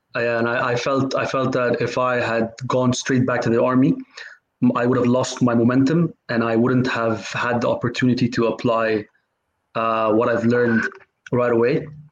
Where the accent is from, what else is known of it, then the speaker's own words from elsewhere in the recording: Cairo, Cairo Governorate, Egypt; moved away as an adult; also born or lived in United States; now in United Kingdom; I'm originally from Egypt. Uh, I grew up in Cairo, um, lived there. My whole family is from there. Um, I lived there till I was 18.